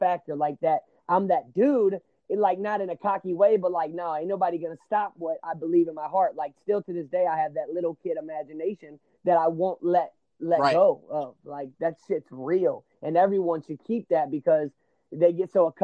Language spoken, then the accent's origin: English; St. Louis, Missouri, United States; I'm from St. Louis, Missouri. That's where I'm at right now, in a small, in North County.